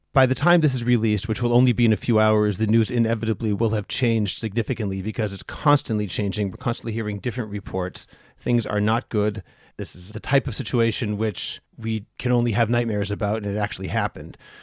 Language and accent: English; United States; now in Israel; I am an American